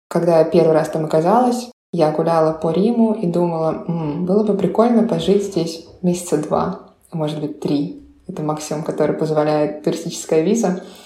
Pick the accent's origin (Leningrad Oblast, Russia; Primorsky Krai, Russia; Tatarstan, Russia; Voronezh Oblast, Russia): Voronezh Oblast, Russia; Voronezh; moved away as an adult; also born or lived in Italy; now in Berlin, Germany; я из Воронежа.